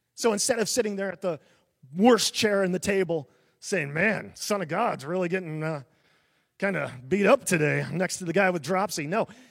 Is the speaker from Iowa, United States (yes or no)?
yes; small town near Des Moines, Iowa, United States; I grew up in a really small town, a thousand people